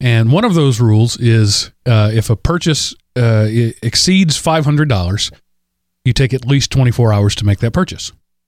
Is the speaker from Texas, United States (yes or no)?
yes; Wolf City, Texas, United States; accent: East Texas; And then I worked diligently to avoid sounding like I'm from East Texas. I don't mind sounding Southern.